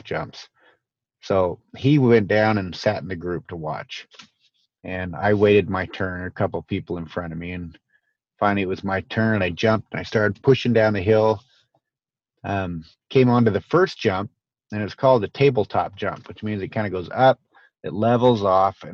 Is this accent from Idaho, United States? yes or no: yes; Boise, Idaho, United States; I grew up in Boise, Idaho